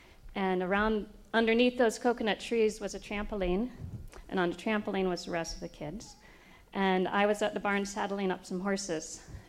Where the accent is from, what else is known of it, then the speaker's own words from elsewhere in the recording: Brazil; And I grew up in Brazil.